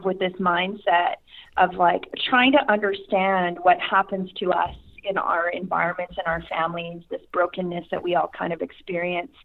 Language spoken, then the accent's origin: English; Saskatchewan, Canada; I'm from Canada, but Okay. Specifically province of Saskatchewan